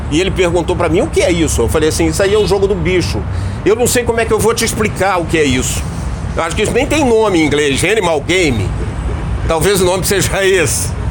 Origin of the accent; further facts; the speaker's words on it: Rio de Janeiro, Brazil; also born or lived in Petrópolis; eu fui criado na Rua Barão de Jaguaripe, em Ipanema